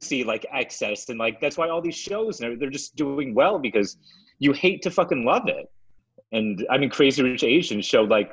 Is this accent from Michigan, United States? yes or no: yes; Detroit, Michigan, United States; I was brought up in Michigan